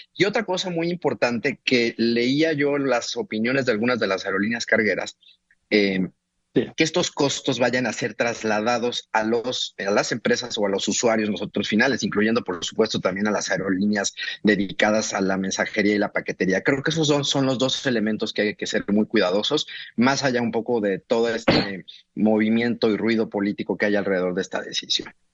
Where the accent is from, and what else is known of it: Mexico